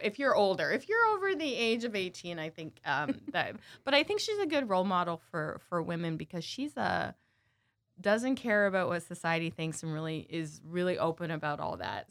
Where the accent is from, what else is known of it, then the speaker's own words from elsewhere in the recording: Burlington, Ontario, Canada; growing up in Canada, I grew up in, uh, in Burlington, Ontario